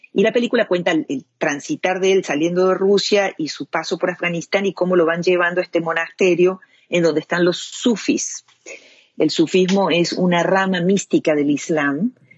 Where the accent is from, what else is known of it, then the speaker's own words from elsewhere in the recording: Córdoba, Argentina; moved away as an adult; also born or lived in Europe; now in United States; soy cordobesa de nacimiento, argentina